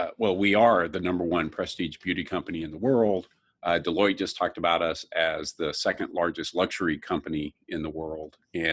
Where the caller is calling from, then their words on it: Long Island City, New York, United States; I'm at Long Island City in our new tech and innovation hub.